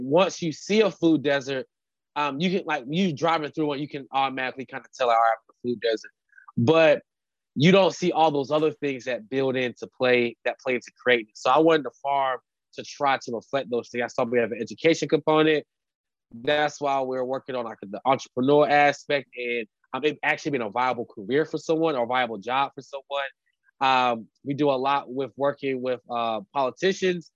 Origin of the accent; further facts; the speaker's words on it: Durham, North Carolina, United States; I grew up actually in Durham, North Carolina